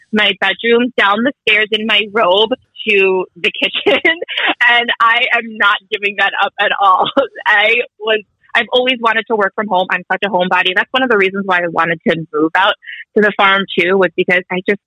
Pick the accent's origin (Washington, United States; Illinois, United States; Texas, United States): Illinois, United States; Glenview; moved away as an adult; also born or lived in New York; now in northern Minnesota, United States; I grew up in Glenview in the 90s